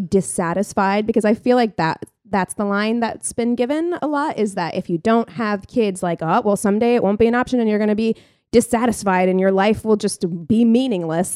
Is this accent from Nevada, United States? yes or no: yes; Las Vegas, Nevada, United States; moved away; when I was growing up in Vegas